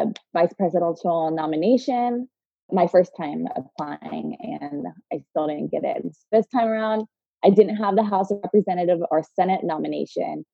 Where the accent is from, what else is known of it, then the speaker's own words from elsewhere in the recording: Tampa, Florida, United States; moved away as an adult; I grew up in Tampa